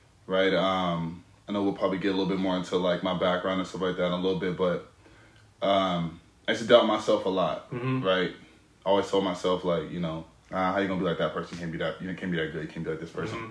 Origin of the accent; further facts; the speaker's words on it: San Francisco, California, United States; I grew up in the Fillmore.